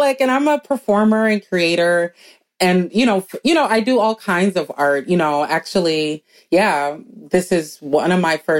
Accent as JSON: {"language": "English", "town": "Minneapolis", "region": "Minnesota", "country": "United States", "tie": "born or raised there", "also_born_or_lived": "New York City", "said": "Black girl growing up in Minneapolis"}